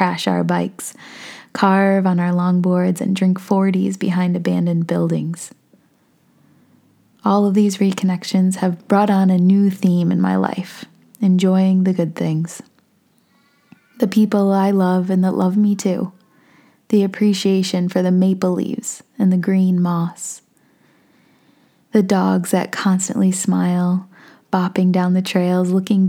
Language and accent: English; Hornell, New York, United States; moved away as an adult; also born or lived in Keystone, Colorado / Australia; I was living in my hometown in Hornell, New York with my parents